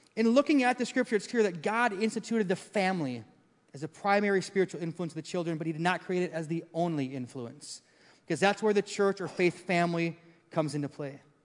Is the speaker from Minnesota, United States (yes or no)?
yes; Maple Grove, Minnesota, United States; I grew up in Maple Grove. We moved there when it was farmland